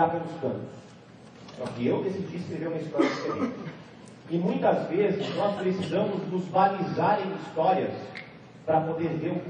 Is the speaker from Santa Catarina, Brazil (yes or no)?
no; Amparo, São Paulo, Brazil; eu venho de Amparo, eu nasci de Amparo. É uma cidade de 50 mil habitantes, no interior de São Paulo.